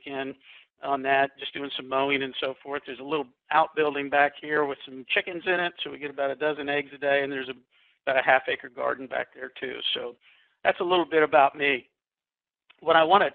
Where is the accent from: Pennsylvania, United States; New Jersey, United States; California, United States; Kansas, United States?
Kansas, United States; now in Summerfield, North Carolina, United States; I grew up in Kansas, and growing up in Kansas, it was kind of a Norman Rockwell experience.